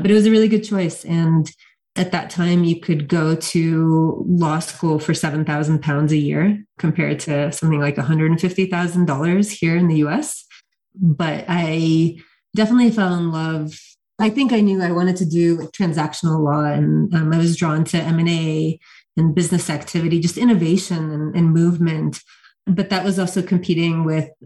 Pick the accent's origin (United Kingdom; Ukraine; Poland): Ukraine; moved away; I'm originally from Ukraine, but having preserved the Russian language into my adulthood